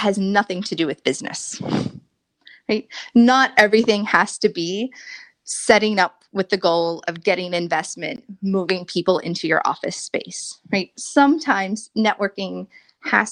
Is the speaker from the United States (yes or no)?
yes; United States